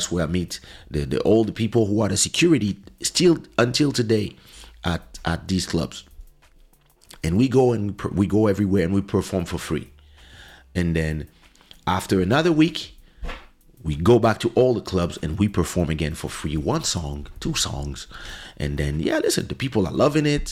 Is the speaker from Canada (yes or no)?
no; France; We are from France. We don't speak Portuguese